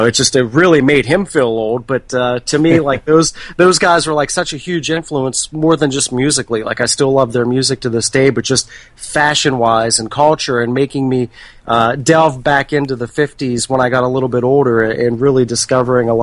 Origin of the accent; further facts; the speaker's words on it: about 40 minutes east of Pittsburgh, Western Pennsylvania, United States; moved away as an adult; now in Baltimore, United States; I am actually from Western Pennsylvania, about 40 minutes east of Pittsburgh.